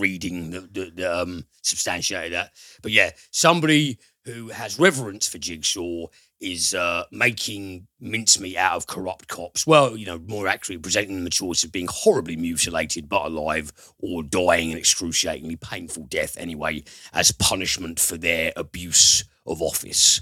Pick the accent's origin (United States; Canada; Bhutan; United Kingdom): United Kingdom; we're British